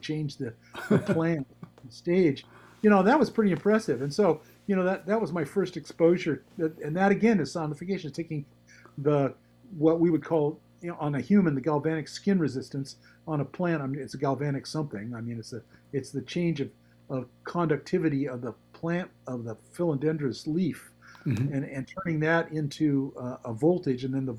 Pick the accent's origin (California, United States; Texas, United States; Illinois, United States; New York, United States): California, United States; San Francisco Peninsula; I grew up in the San Francisco Peninsula